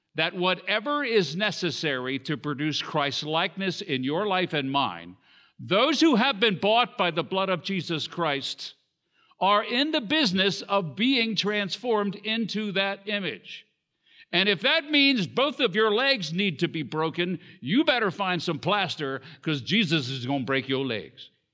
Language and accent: English; Southern Maryland, United States; also born or lived in Washington, D.C. / Baltimore; there weren't any hospitals in the area where, uh, we lived at the time in Southern Maryland